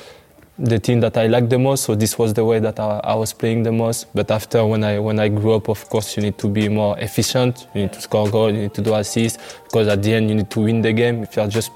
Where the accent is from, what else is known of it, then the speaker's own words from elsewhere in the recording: outside of Paris, Île-de-France, France; I grew up outside of Paris in the suburb.